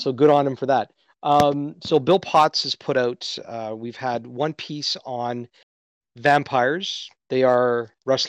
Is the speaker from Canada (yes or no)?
yes; Canada; as a Canadian